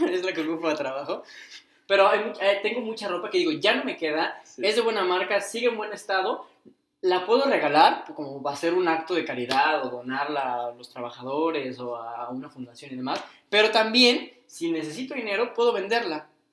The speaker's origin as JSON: {"language": "Spanish", "town": "Cuernavaca", "region": "Morelos", "country": "Mexico", "tie": "born or raised there", "said": "en Cuernavaca, en la ciudad en la que hemos crecido"}